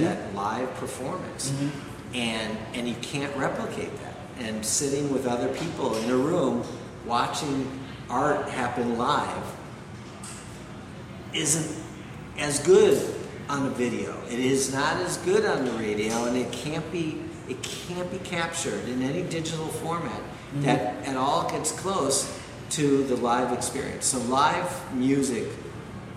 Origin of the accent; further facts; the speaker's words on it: Wisconsin, United States; moved away as an adult; now in New York, United States; I was a kid from Wisconsin that had $13,000 in a bank account.